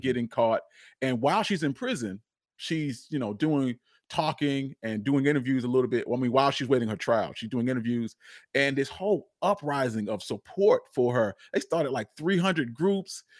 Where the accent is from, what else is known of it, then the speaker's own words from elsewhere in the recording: Charlotte, North Carolina, United States; I'm born and raised, I'm born and raised in Charlotte, North Carolina